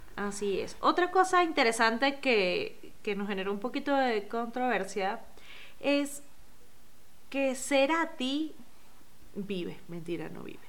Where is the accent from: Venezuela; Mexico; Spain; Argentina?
Venezuela; mi música navideña son las gaitas, eh, como buena venezolana